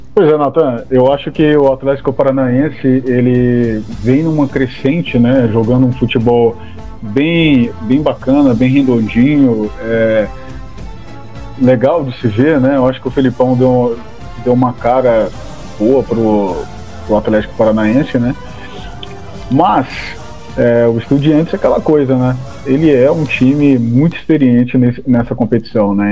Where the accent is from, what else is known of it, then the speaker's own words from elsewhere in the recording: Brazil; como brasileiros